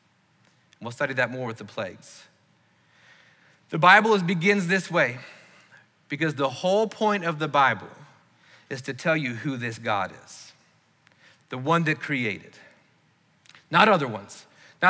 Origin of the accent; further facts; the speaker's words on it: the South, United States; growing up in the South, we've probably done that more than most people